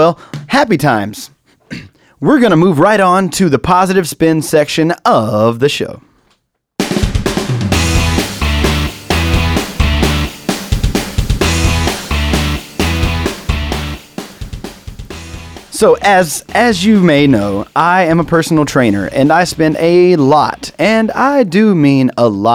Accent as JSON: {"language": "English", "country": "United States", "said": "I, as an American"}